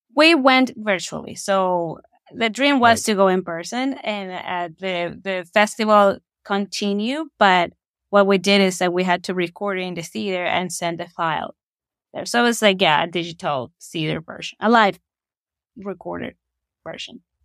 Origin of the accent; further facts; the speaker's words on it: Ecuador; moved away as an adult; now in Saskatoon, Canada; I'm originally from Ecuador. I was born and raised there, and I moved to Saskatoon uh, around nine years ago.